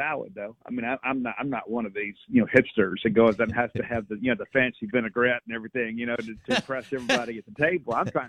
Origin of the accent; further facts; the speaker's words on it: South Mississippi, United States; I'm from South Mississippi.